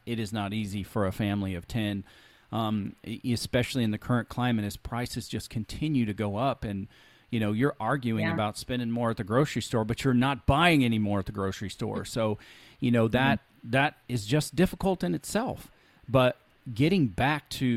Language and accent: English; Alabama, United States; We were pretty poor where I grew up in Alabama